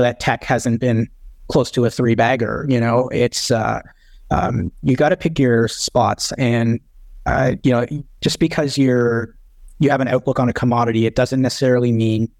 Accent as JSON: {"language": "English", "country": "Canada", "said": "being a Canadian"}